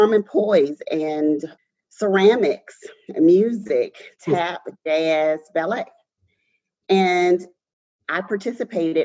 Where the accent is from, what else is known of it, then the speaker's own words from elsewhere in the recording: Mobile, Alabama, United States; I am born and raised in Mobile, Alabama